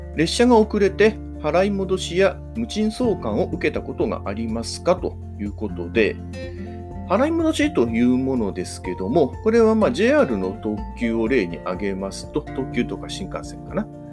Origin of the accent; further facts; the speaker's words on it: Hamamatsu, Shizuoka, Japan; 私のいる地元の浜松